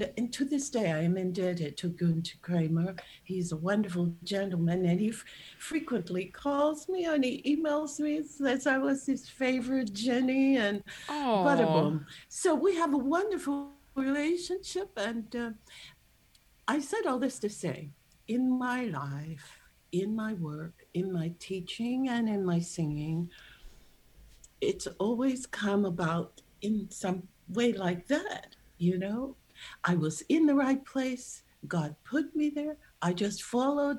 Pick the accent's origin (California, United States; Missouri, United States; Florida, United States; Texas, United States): Missouri, United States; St. Louis; I was born in St. Louis